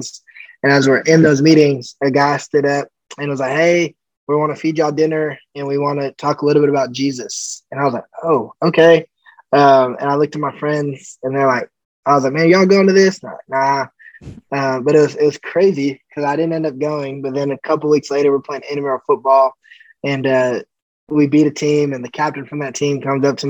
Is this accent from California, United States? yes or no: yes; California, United States; also born or lived in Colorado Springs, Colorado; I was born in Colorado, and we ended up moving out to California when I was about 4. I grew up there